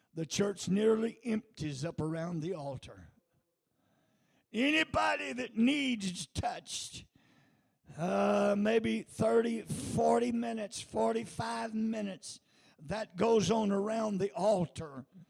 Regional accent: United States; I'm an American

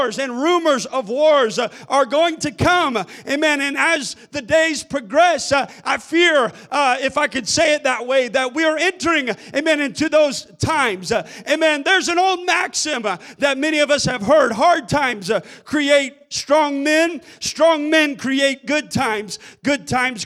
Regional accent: United States; As an American child, I grew up in a nation

